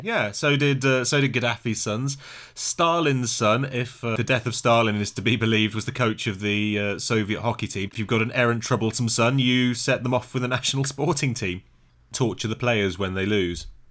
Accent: United Kingdom; as a Brit

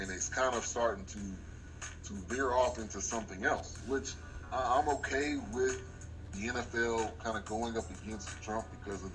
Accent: California, United States; moved away as an adult; also born or lived in Atlanta, Georgia; now in Texas, United States; I grew up in California

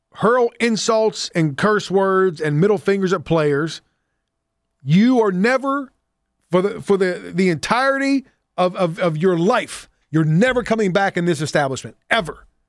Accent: Pittsburgh, Pennsylvania, United States; I'm from Pittsburgh

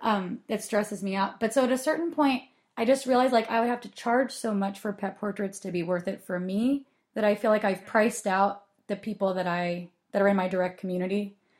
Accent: Portland, United States; growing up in Portland

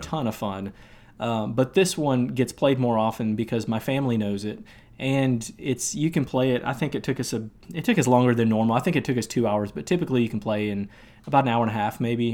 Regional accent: Michigan, United States; also born or lived in Tennessee; now in Nashville, United States; I'm from Michigan originally

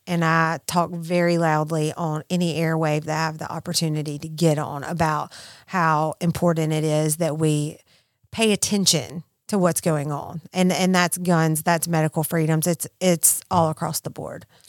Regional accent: Mississippi, United States; I'm from Mississippi

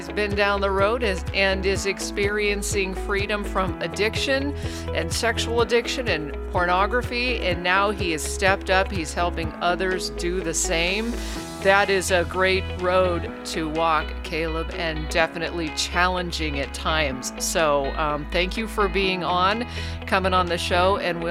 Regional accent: Alaska, United States; also born or lived in Reno, Nevada; now in Oregon, United States; I grew up in Alaska

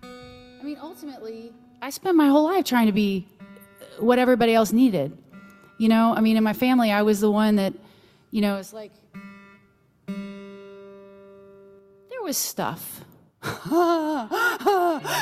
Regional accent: Texas, United States; moved away; I'm from Texas originally

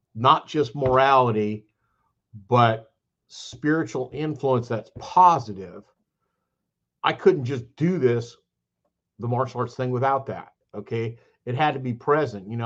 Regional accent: California, United States; now in Statesboro, Georgia, United States; I'm from California

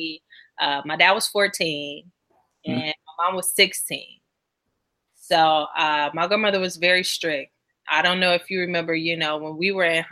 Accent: Chicago, Illinois, United States; growing up in Chicago

